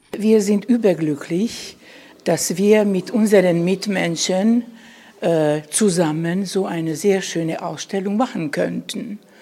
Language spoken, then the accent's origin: German; Bajmok, Vojvodina, Serbia; Ich stamme aus einem Dorf, aus Bajmok. Ich bin in Bajmok geboren